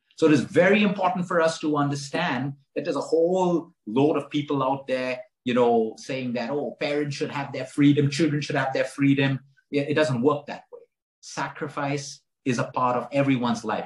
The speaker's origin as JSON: {"language": "English", "region": "Goa", "country": "India", "tie": "born or raised there", "said": "as a teenager, I grew up in Goa, and Goa at that point was a hippie time"}